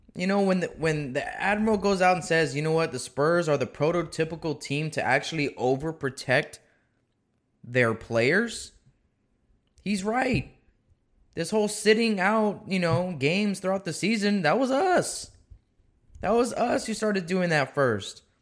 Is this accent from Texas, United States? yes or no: yes; South Texas, United States; I'm from South Texas. I'm from Laco, Texas.